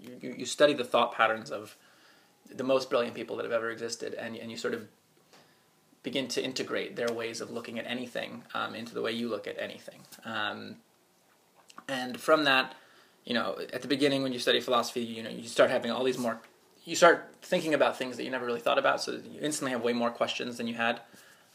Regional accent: Potomac, Maryland, United States; I grew up right outside of Washington, D.C. in a suburban town called Potomac

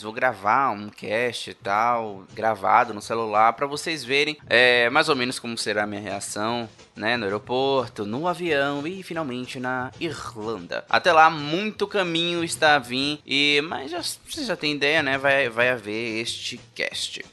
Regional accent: Salvador, Bahia, Brazil; eu sou de Salvador, né? Terra do melhor carnaval do país

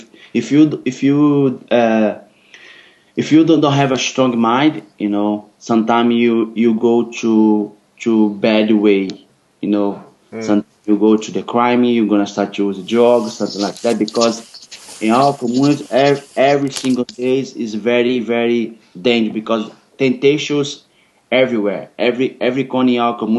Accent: Rio de Janeiro, Brazil; English is a second language; moved away; I grew up in Rio in the same neighbor, the same slum of FIFO

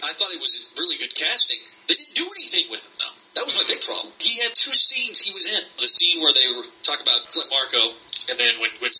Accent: Ireland; Because I grew up in Ireland, yeah.

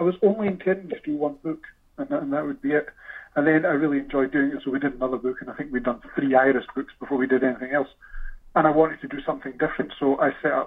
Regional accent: Scotland, United Kingdom; being Scottish

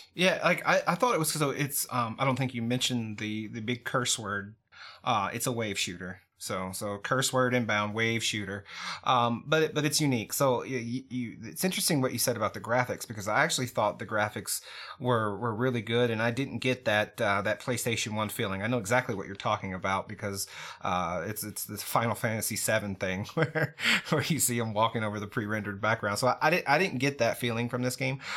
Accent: United States; I'm an American.

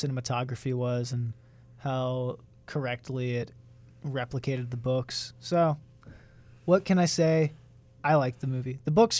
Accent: United States

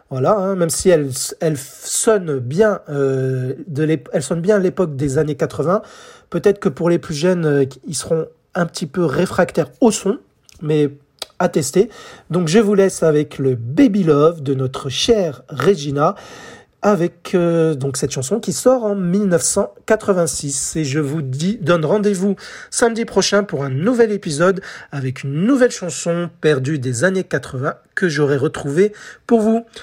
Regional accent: France; à la radio, chez nous en France, ce titre passait

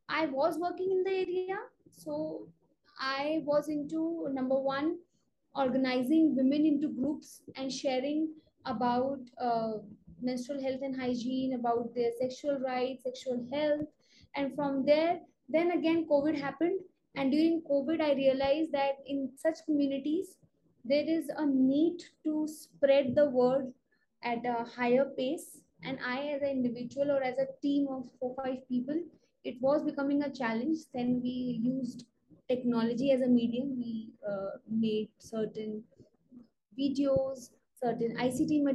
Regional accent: Uttarakhand, India; also born or lived in Delhi / Rajasthan; I'm from Uttarakhand, India.

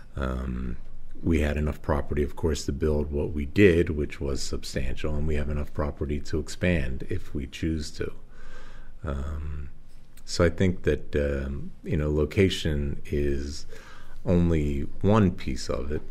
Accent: Philadelphia, Pennsylvania, United States; moved away as an adult; also born or lived in Atlantic City / Las Vegas / Singapore; now in Waterloo, United States; I was uh, born and raised in Philadelphia and attended uh, grade school and high school in Philadelphia and college

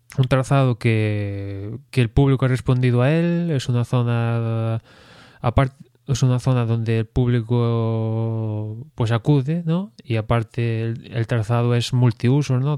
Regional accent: Spain; aficionado español

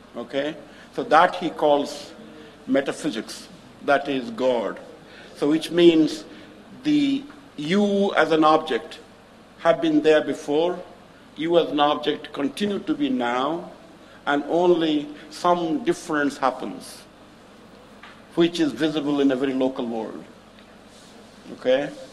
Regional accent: Puri, Odisha, India; I come from Puri in Puri, we have Jagannath

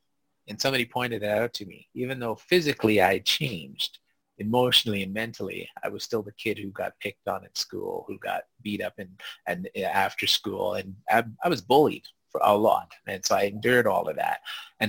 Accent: Canada; because I didn't understand it as a Black kid growing up in Canada.

